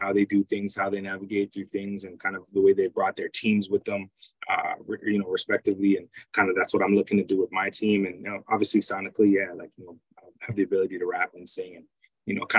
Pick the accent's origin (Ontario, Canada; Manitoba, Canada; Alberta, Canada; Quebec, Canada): Ontario, Canada; Toronto; also born or lived in United Kingdom / Jamaica (ancestry); I'm from Toronto, from Scarborough.